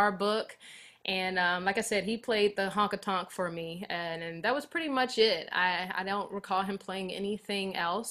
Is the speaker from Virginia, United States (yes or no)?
yes; Richmond, Virginia, United States; now in Auburn, United States; I am originally from Richmond, Virginia